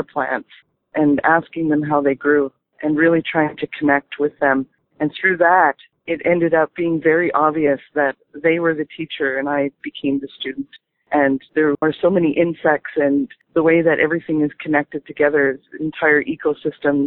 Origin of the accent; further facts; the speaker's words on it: Ottawa, Ontario, Canada; now in Espanola, Canada; I grew up in Ottawa